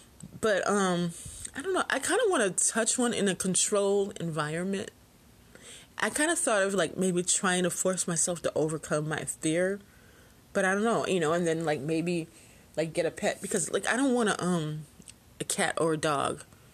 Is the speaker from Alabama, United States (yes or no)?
yes; Alabama, United States; He might be your pet, but I'm from Alabama. That's a snake.